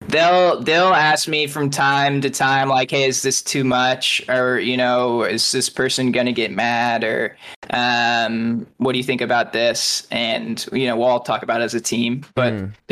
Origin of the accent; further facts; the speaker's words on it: Akron, Ohio, United States; So he's like a Cleveland guy as well. I'm from Akron